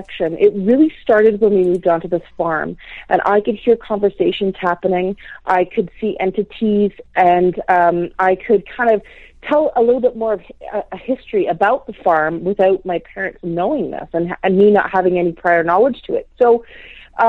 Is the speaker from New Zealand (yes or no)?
no; north of Toronto, Ontario, Canada; I was born in Toronto, Ontario, Canada. And my parents, at about 6 years old, my parents decided to migrate north